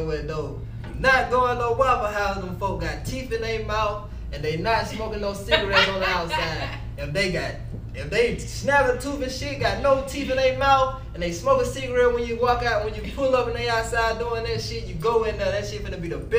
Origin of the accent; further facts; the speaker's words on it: Alabama, United States; I'm from Alabama.